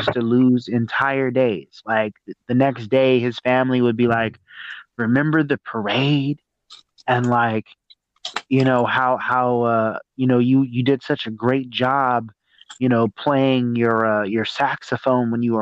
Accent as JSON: {"language": "English", "region": "Arkansas", "country": "United States", "tie": "born or raised there", "also_born_or_lived": "California", "moved": "yes", "said": "I grew up in Arkansas. I grew up in a small town like in Arkansas"}